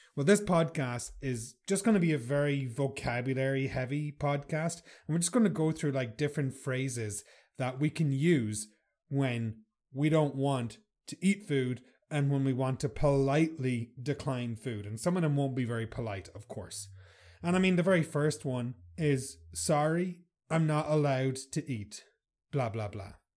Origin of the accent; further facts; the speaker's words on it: Ireland; I'm Irish